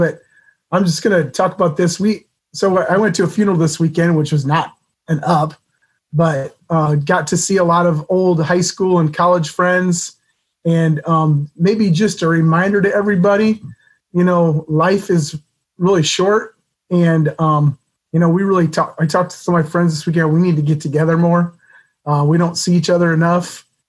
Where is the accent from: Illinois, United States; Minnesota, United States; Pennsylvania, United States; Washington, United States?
Minnesota, United States; Worthington; now in Iowa, United States; my hometown of Worthington, Minnesota